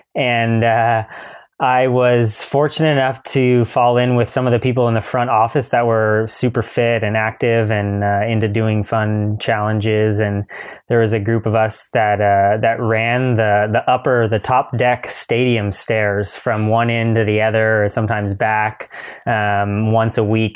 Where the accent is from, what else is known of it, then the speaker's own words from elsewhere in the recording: Mill Valley, California, United States; growing up on Tam and in Mill Valley